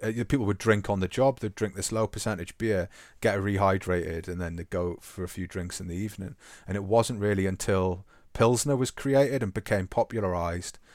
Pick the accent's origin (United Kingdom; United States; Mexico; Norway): United Kingdom; England; to be English